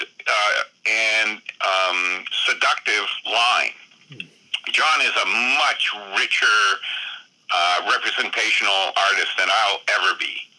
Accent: Vermont, United States; also born or lived in Dover, New Jersey; Vermont, my home state.

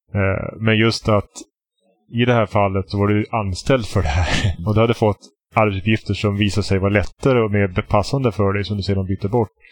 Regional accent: Västerbotten County, Sweden; jag är från Västerbotten

